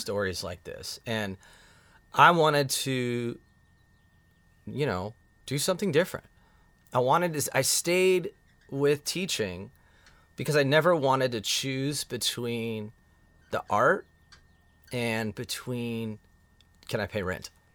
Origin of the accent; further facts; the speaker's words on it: Lemon Grove, California, United States; I grew up actually in Lemon Grove